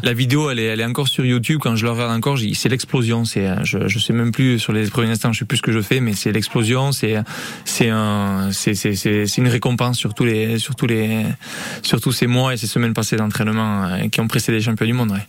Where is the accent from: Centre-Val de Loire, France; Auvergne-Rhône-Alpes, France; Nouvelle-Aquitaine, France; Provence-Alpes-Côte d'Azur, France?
Nouvelle-Aquitaine, France; Hendaye; moved away as an adult; also born or lived in Miami; je suis originaire d'Andaï